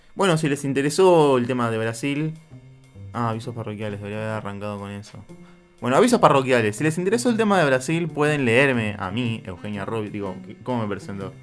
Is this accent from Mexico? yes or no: no; Argentina